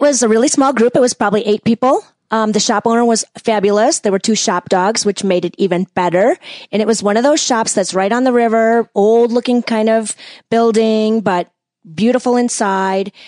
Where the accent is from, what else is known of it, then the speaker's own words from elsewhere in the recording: West Bend, Wisconsin, United States; moved away as an adult; also born or lived in Ann Arbor, Michigan; now in Chicago, United States; I was born and raised in West Bend, Wisconsin